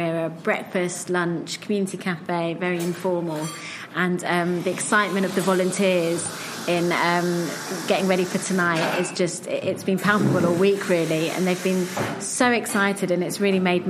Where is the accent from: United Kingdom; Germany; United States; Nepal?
United Kingdom; I'm Jewish, I'm British, I'm middle class, I live in a different area